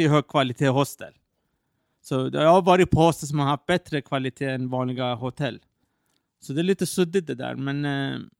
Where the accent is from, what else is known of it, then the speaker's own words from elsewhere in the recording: Iran; Eh, när jag var i mitt hemland Iran förra året, jag gillar street snacks.